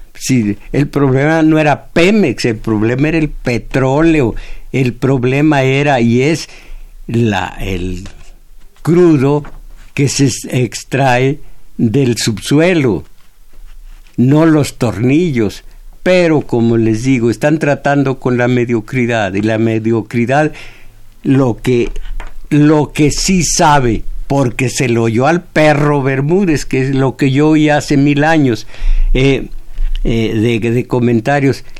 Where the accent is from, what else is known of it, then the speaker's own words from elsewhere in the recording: Mexico; yo soy mexicano, de acá de este lado